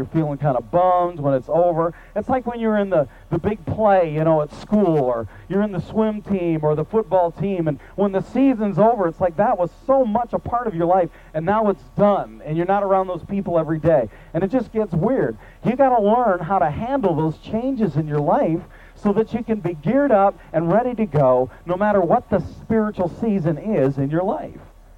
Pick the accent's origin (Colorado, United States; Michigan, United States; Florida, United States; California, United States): Michigan, United States; now in Mid-Cities, Texas, United States; I grew up in Michigan, and the seasons are very well defined